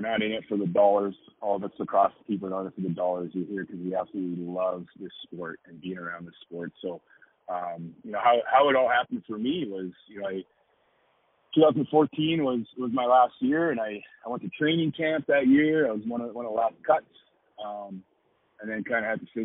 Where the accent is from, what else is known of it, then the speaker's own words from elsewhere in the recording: Edmonton, Alberta, Canada; now in Denver, United States; growing up in Edmonton, we had Rod Phillips